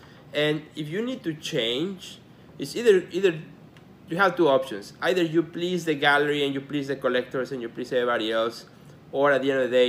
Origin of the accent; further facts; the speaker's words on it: Mexico; now in Chicago, United States; You know, I'm an immigrant. I came from Mexico to Chicago in 1988, which, by the way, is 30 years already.